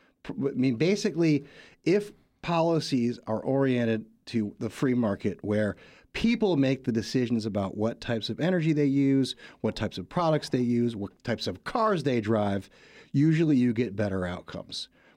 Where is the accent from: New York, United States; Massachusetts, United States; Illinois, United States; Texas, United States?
New York, United States; born there; also born or lived in California; now in Washington, United States; I was born in Western New York, near Buffalo.